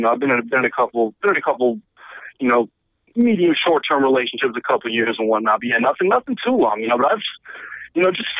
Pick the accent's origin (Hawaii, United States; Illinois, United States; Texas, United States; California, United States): Illinois, United States; Chicago; now in Brooklyn, United States; I'm in Brooklyn. Yeah, I got 6-3. I'm from Chicago, but I've been living in New York for a couple of years now.